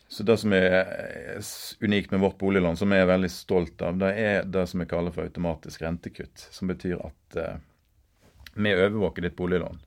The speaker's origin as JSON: {"language": "Norwegian", "town": "Bømlo", "region": "Vestland", "country": "Norway", "tie": "born or raised there", "moved": "yes", "said": "jeg er bømling. Nå har jeg snart bodd lenger vekk fra Bømlo enn jeg har bodd på Bømlo"}